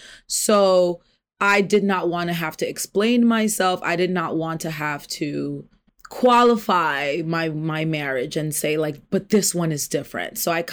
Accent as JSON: {"language": "English", "region": "New York", "country": "United States", "tie": "born or raised there", "said": "I am a native New Yorker. I am 29 years old."}